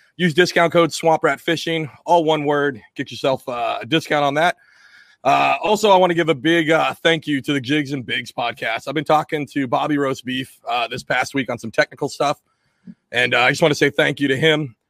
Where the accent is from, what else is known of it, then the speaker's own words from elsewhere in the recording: Washington, United States; now in East Coast, United States; I grew up in Washington State